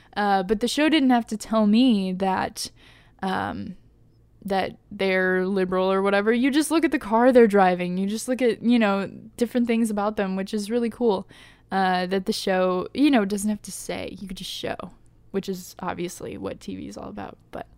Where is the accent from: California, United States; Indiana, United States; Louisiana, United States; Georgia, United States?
Indiana, United States; like it feels very Midwest for me because I grew up in Indiana